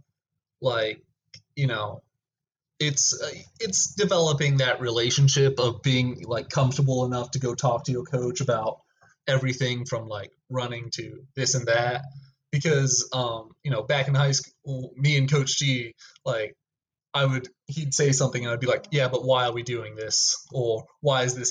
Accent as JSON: {"language": "English", "town": "Rio Rancho", "region": "New Mexico", "country": "United States", "said": "I was from Rio"}